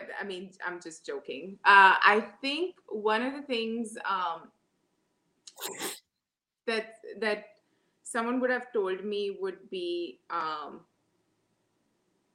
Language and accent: English; Mumbai, Maharashtra, India; moved away as an adult; also born or lived in Moscow, Russia; now in New York City, United States; I grew up in Mumbai, schooling and my plus two, which is considered college in India